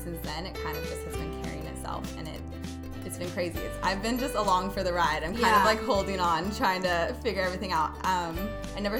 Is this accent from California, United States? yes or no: yes; Gaviota, California, United States; also born or lived in Santa Barbara; I grew up a little bit north of Santa Barbara in Gaviota.